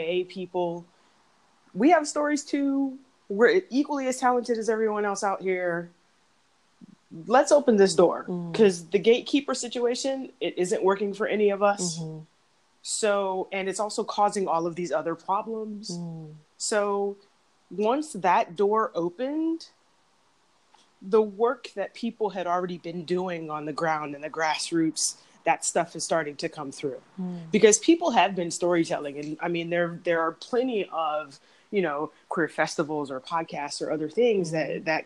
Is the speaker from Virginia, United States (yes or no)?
yes; Arlington, Virginia, United States; also born or lived in San Diego, California; I was born in San Diego, but grew up in Arlington, Virginia